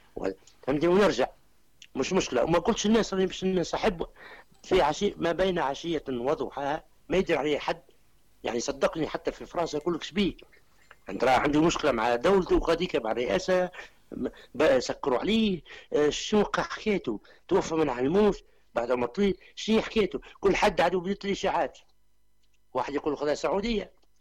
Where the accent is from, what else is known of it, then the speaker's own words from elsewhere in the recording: Tunisia; عندنا في تونس